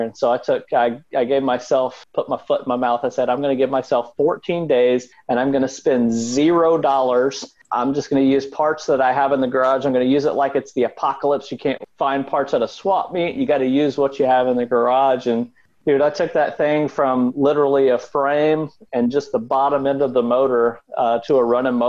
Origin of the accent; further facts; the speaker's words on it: Tennessee, United States; I grew up right on the Tennessee-Alabama state line. I was about 2 miles into Tennessee, just north of Florence, Alabama, which pretty close to Columbia, between Columbia and Savannah, Tennessee, way down in the south there.